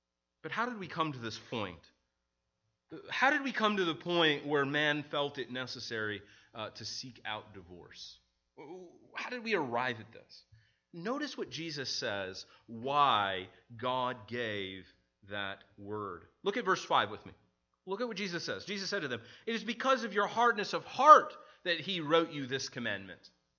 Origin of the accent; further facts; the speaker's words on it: Midwest, United States; now in Maryland, United States; I remember when I moved from the Midwest to Maryland. One of the things was this aspect of hills. So if you've ever been to the Midwest, we don't have a lot of hills.